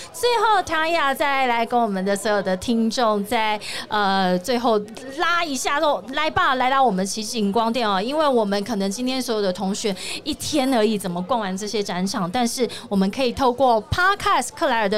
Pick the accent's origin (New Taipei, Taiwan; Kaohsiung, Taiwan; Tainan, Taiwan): Tainan, Taiwan; moved away; 我是台南人